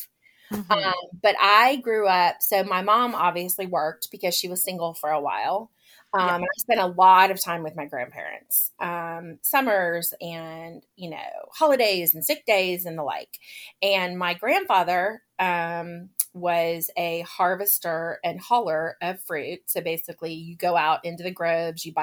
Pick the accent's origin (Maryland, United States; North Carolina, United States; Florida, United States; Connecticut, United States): Florida, United States; Lakeland; also born or lived in Orlando, Florida / Haines City, Florida; now in Marietta, United States; I grew up, yes, you are correct, in Central Florida. My hometown is actually in Lakeland